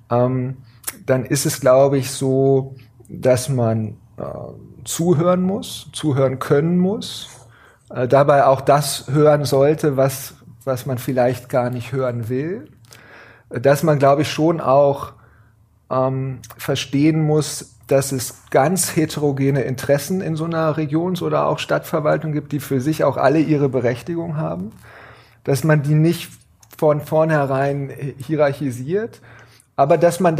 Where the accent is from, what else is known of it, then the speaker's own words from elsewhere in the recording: Gifhorn, Lower Saxony, Germany; also born or lived in Berlin; now in Hannover, Germany; dann bin ich äh, aufgewachsen, groß geworden in Gifhorn und bin